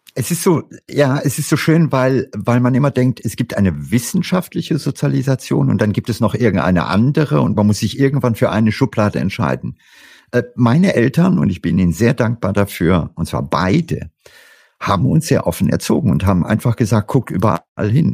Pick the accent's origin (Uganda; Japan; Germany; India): India; moved away; ich habe meine Kindheit in Indien verlebt